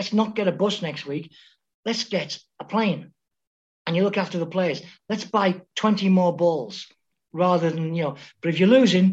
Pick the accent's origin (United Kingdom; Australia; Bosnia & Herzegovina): United Kingdom; Liverpool, North West England; moved away; I was born in Anfield, right next to the ground